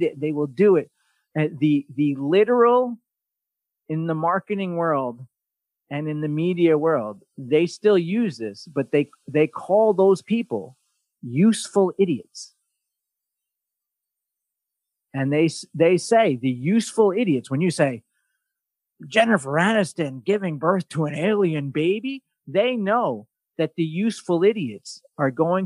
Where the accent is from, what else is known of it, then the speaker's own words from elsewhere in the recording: New York, United States; as a New Yorker